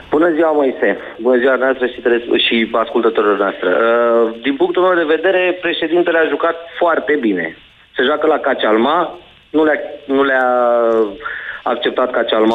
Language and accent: Romanian; Pitești, Argeș, Romania; eu sunt din Pitești